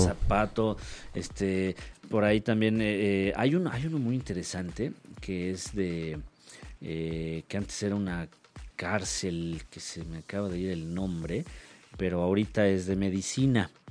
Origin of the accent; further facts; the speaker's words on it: Mexico; que somos los mexicanos